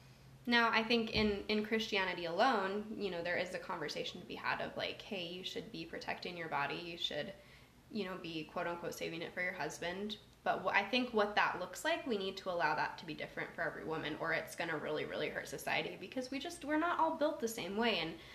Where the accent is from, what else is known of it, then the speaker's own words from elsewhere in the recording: Minnesota, United States; from Minnesota, and at night I like to take out my most erotic turtleneck.